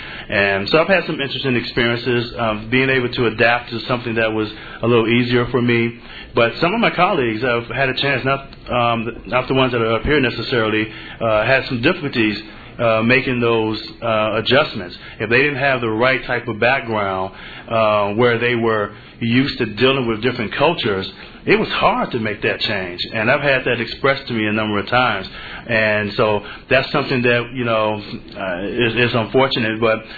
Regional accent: Chicago, Illinois, United States; also born or lived in Minneapolis; I grew up on the south side of Chicago, which is mostly an African-American community

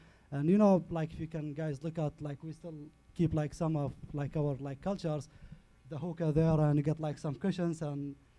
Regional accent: Baghdad, Baghdad Governorate, Iraq; English is a second language; now in Chicago area, United States; I am from Iraq, from Baghdad. I was born and raised in Baghdad, and like district called Asadia.

